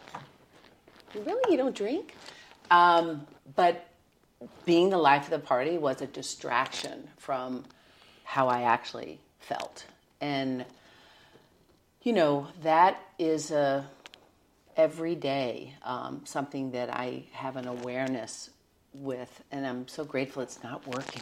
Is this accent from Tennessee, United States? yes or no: yes; Nashville, Tennessee, United States; moved away; also born or lived in New York; I was born and raised in Nashville